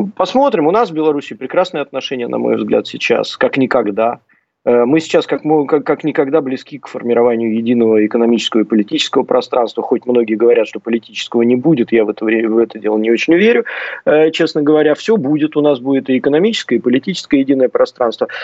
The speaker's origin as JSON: {"language": "Russian", "region": "Saint Petersburg", "country": "Russia", "said": "Я просто сам из Санкт-Петербурга."}